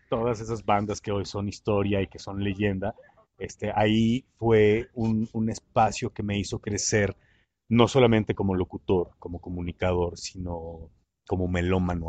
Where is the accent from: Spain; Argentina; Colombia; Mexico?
Mexico; Mexico City; moved away as an adult; also born or lived in Puerto Escondido; vengo de la Ciudad de México